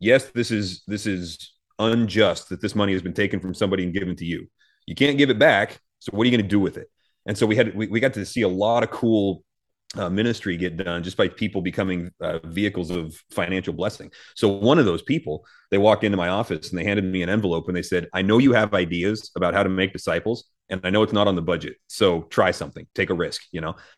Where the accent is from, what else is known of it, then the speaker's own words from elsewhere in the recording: United States; as American Christians